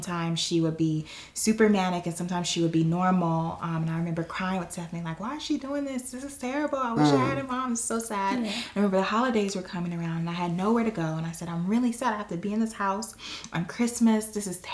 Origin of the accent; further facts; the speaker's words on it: Los Angeles, California, United States; my background is coming from Watts, California, in the projects